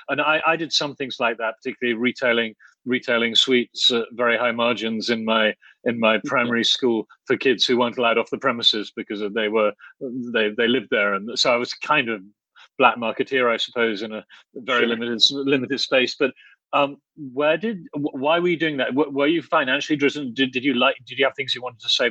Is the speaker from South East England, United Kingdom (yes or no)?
yes; Oxford, South East England, United Kingdom; when I was a boy growing up in Oxford